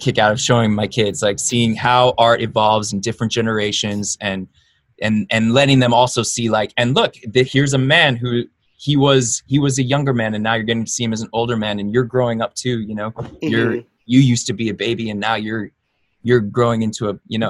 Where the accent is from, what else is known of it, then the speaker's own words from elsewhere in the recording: Los Angeles, California, United States; being born in Los Angeles, being born American